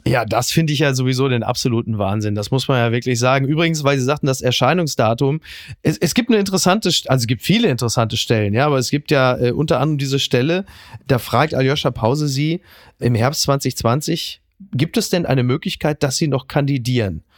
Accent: North Rhine-Westphalia, Germany; ich bin selber aus NRW

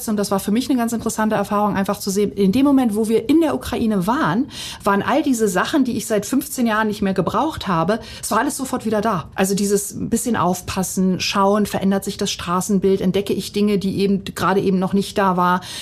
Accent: Bosnia & Herzegovina; now in Germany; zur damaligen Situation meiner Heimat Bosnien.

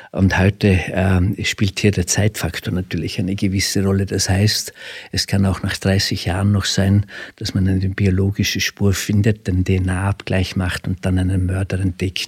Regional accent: Frastanz, Vorarlberg, Austria; accent: Alemannic; Sie hören aus meinem Dialekt, ich bin Alemanne

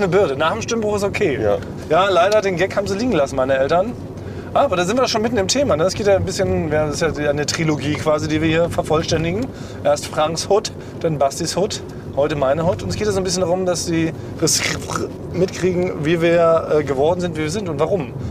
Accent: Berlin, Germany; also born or lived in Friedrichshain, Berlin; Ich bin allerdings nicht in Weißensee geboren, ich bin ja eigentlich gebürtiger Friedrichshainer

